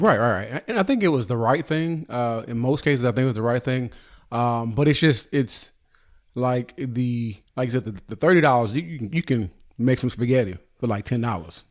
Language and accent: English; California, United States; I'm from California.